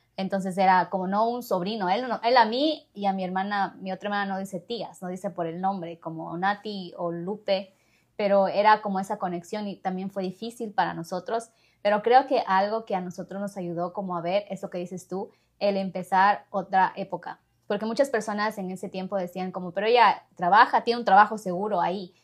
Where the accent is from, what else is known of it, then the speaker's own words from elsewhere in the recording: Ecuador; now in United States; soy de Ecuador, pero me mudé a otro país